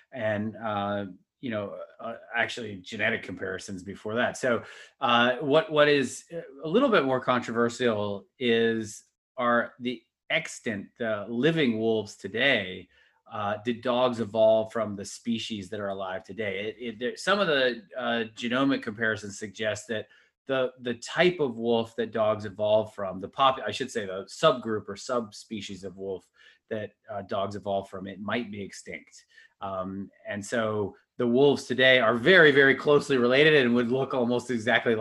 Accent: Atlanta, Georgia, United States; I grew up in Atlanta

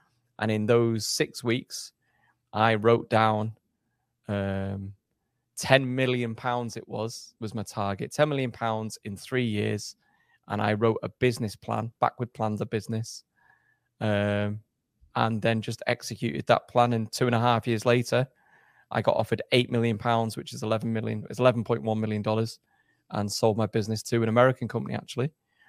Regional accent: England, United Kingdom; also born or lived in Germany; Actually, I was born in Germany. My dad's a soldier, so my dad was posted overseas. So I was born in Germany, and then I did my schooling in England, essentially.

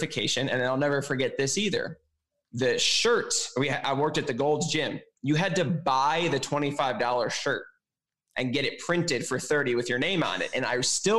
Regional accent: Chicago, Illinois, United States; moved away as an adult; also born or lived in Milwaukee; I was living in Milwaukee, but I was from Chicago

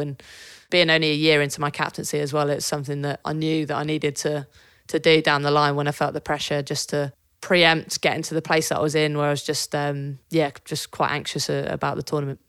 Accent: Devon, South West England, United Kingdom; I grew up in Devon

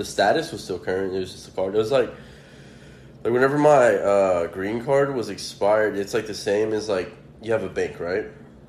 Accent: Mexico; now in United States; I wasn't a citizen. I was born in Mexico. So I always had, like, a green card.

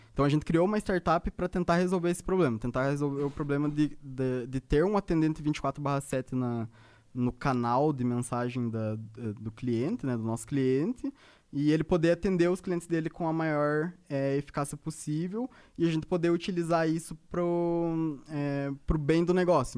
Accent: Ponta Grossa, Paraná, Brazil; moved away; also born or lived in Curitiba; Na verdade, eu sou do Paraná, eu sou de Ponta Grossa

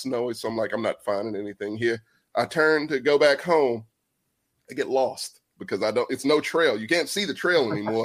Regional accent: Texas, United States; I'm from Texas

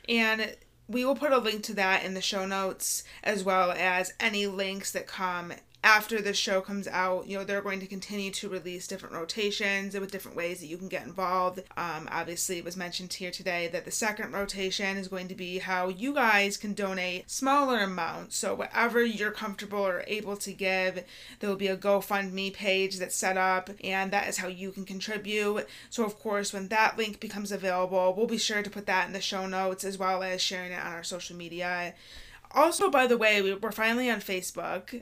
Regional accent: Michigan, United States; We're from Michigan

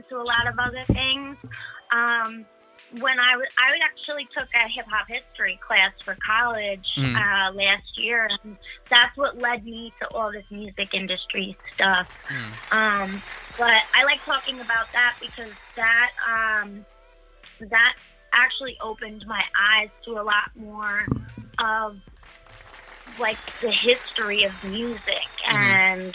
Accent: Kings Park, New York, United States; So I'm from Long Island, New York. I live in a town called Kings Park.

